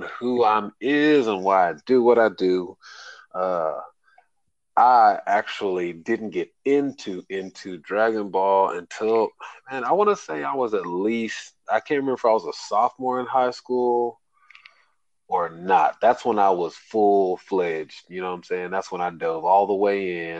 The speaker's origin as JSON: {"language": "English", "town": "Odessa", "region": "Texas", "country": "United States", "said": "because I'm from Texas. Odessa to be first, to be exact."}